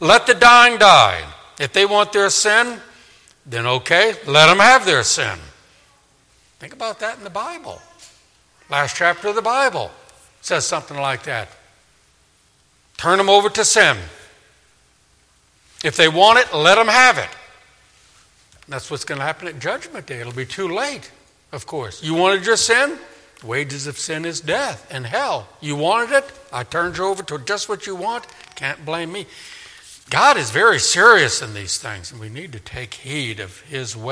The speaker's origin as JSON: {"language": "English", "town": "New Orleans", "region": "Louisiana", "country": "United States", "tie": "born or raised there", "said": "in my hometown of Katrina, of New Orleans"}